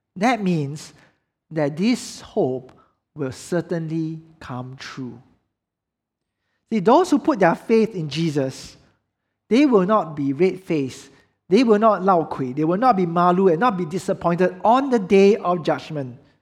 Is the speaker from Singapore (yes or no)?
yes; Singapore